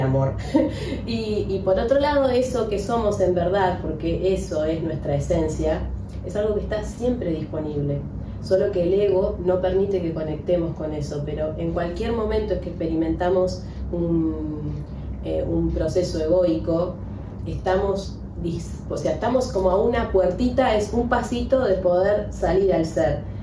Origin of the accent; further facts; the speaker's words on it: Argentina; soy argentina, me identifico con este club de fútbol, con mi barrio